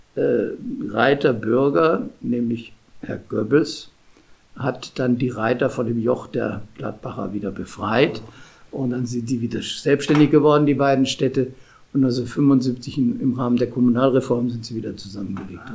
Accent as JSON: {"language": "German", "town": "Munich", "region": "Bavaria", "country": "Germany", "also_born_or_lived": "Regensburg / Rheydt", "moved": "as an adult", "lives_now": "Mönchengladbach, Germany", "said": "als Münchner"}